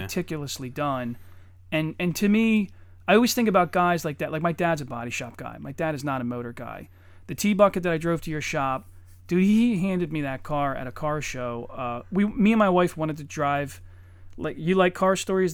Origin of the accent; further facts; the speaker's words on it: Eddystone, Pennsylvania, United States; also born or lived in Norwood; I grew up in Eddystone